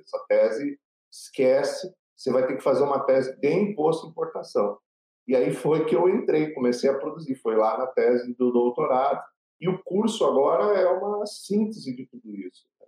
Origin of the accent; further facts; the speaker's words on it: Paraná, Brazil; eu sou filho de catarinenses, né? porém nasci no Paraná